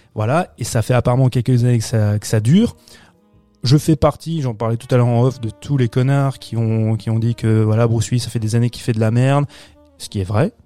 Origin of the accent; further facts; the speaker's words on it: France; chez nous en France